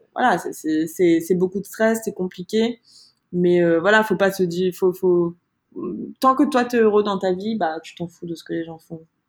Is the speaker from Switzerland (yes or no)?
no; Martinique; moved away as an adult; also born or lived in Montreal, Canada; now in Paris, France; j'ai vécu 19 ans en Martinique, j'ai grandi là-bas